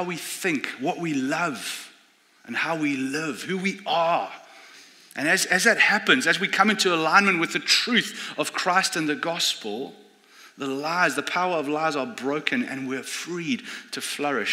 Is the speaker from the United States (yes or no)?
no; South Africa; moved away; I come from South Africa.